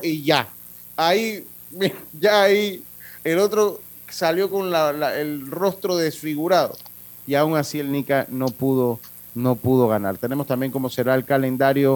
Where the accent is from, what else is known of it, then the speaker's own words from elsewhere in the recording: Los Santos, Panama; allá en, de donde yo soy, en el sector de la provincia de Los Santos